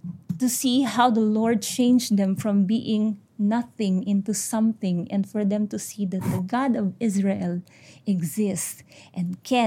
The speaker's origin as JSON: {"language": "English", "country": "India", "said": "I'm an Indian."}